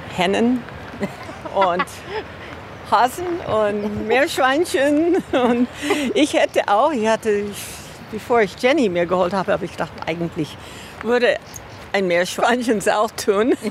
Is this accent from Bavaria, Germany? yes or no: yes; on the Isar, Bavaria, Germany; wir sind hier an der Isar aufgewachsen